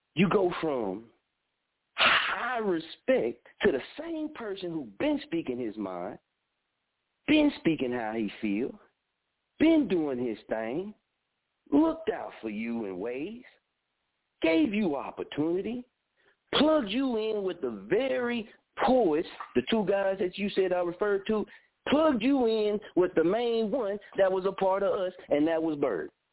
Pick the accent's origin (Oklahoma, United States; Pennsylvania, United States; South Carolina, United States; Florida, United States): Oklahoma, United States; Muskogee; born or raised there; also born or lived in Wichita